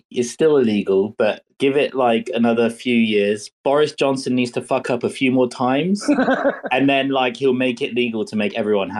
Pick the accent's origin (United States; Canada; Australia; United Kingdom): United Kingdom; England; Maybe this is me being English.